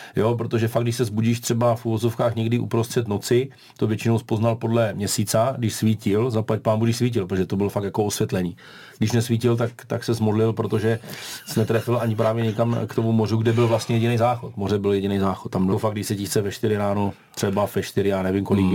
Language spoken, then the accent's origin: Czech; Brno, South Moravian Region, Czechia; u nás v Brně